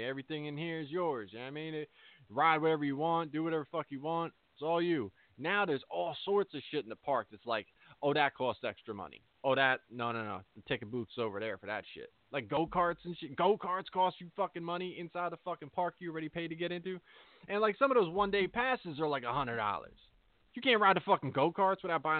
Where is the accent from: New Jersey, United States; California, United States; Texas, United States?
New Jersey, United States; I'm from Jersey. I've always been from Jersey.